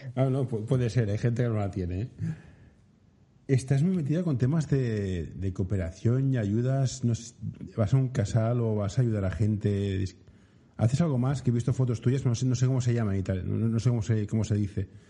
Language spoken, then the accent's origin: Spanish; Barcelona, Catalonia, Spain; yo soy de Barcelona